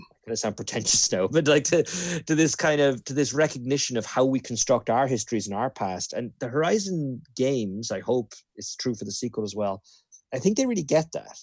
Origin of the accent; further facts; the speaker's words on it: Ireland; moved away; growing up in Ireland